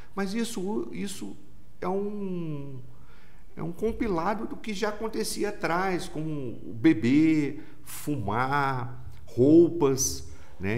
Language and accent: Portuguese; Volta Redonda, Rio de Janeiro, Brazil; eu sou de Volta Redonda mesmo